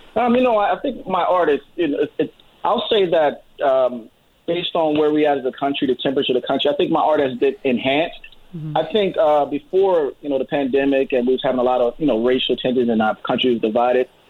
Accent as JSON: {"language": "English", "country": "United States", "said": "we're all American"}